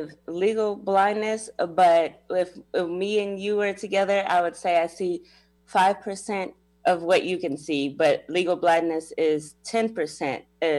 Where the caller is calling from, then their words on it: Springfield, Illinois, United States; Springfield, Illinois.